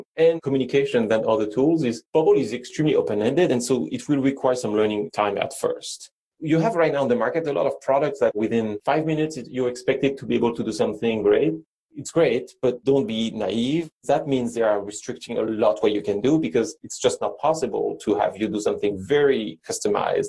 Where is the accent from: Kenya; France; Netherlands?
France; English is a second language; moved away; I'm from France